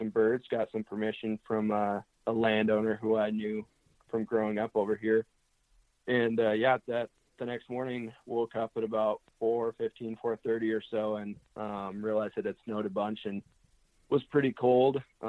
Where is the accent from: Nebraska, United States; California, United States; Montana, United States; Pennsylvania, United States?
Montana, United States; I'm originally from Eastern Montana, and before I started working for Onyx, which is in Western Montana, you know, I was born and raised over here on the eastern side of the state.